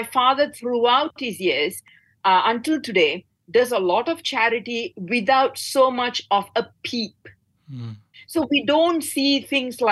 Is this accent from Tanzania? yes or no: no; Batu Gajah, Perak, Malaysia; my hometown, and I come from Batu Gajah